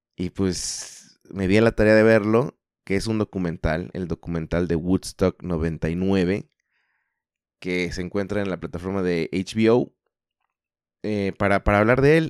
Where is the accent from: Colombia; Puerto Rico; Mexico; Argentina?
Mexico; somos todos mexicanos